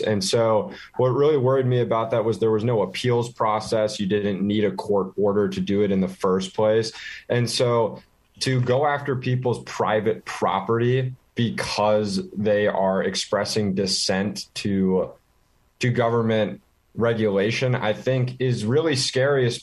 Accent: Washington D.C. area, Virginia, United States; moved away as an adult; also born or lived in Minnesota; now in Minneapolis, United States; I'm originally from the Washington D.C. area, actually, which is I think a big factor in my interest in, in politics and economics. I really grew up, um, you know, right next to the heart of politics in this country

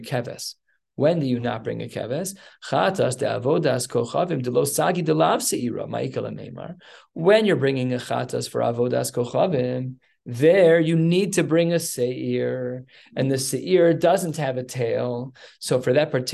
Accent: Evanston, Illinois, United States; I was born in Evanston Hospital

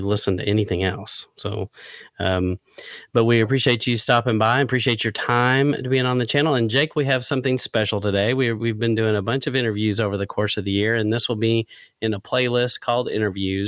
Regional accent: West Texas, United States; I grew up in West Texas and a farming community

